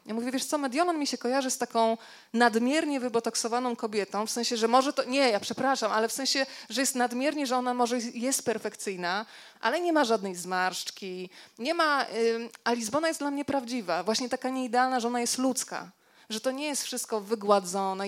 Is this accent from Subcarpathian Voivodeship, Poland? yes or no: yes; Rzeszów, Subcarpathian Voivodeship, Poland; moved away; also born or lived in Warsaw; pochodzimy w ogóle z Rzeszowa oboje